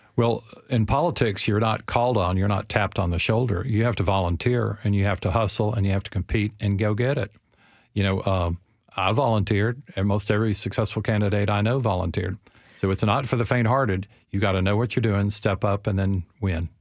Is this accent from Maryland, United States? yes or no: no; Shelbyville, Tennessee, United States; I was born and raised in Shelbyville